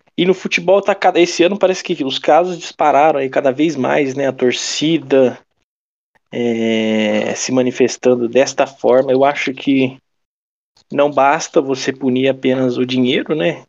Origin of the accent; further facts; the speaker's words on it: Brazil; eu sou brasileiro